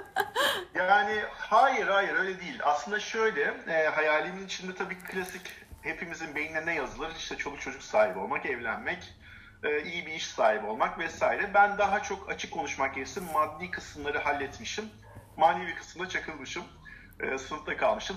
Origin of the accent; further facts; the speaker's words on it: Turkey; Biz Türk'üz sonuçta Türk erkeğiz.